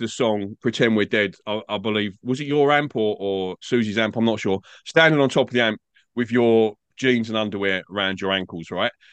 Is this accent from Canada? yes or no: no; England, United Kingdom; now in Australia; I'm, I'm English. I grew up in England